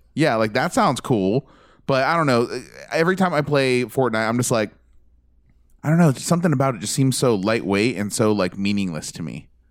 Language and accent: English; United States; I'm American